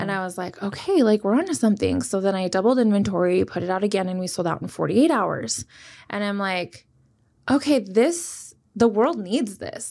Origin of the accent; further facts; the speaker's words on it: Kearns, Utah, United States; I grew up in Kearns, which is, like, the west side.